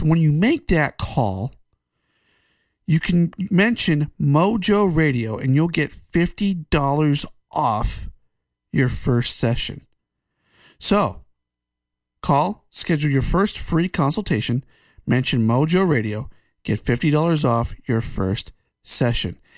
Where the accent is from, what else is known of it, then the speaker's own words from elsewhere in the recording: United States; as an American